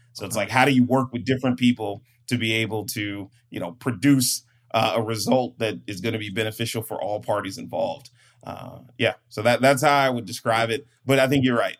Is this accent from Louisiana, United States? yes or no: no; Prince George's County, Maryland, United States; moved away as an adult; now in San Diego, United States; I'm from Maryland and PG County